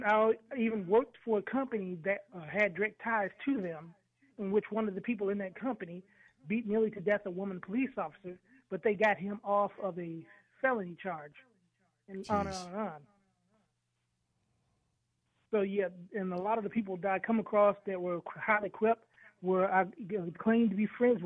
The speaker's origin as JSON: {"language": "English", "region": "Arkansas", "country": "United States", "said": "I'm originally from Arkansas."}